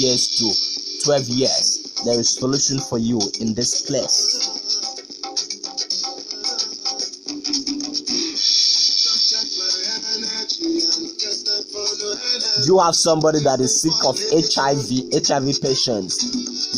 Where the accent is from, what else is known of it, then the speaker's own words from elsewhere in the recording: Ikot Ekpene, Akwa Ibom, Nigeria; Ikotekpene, my hometown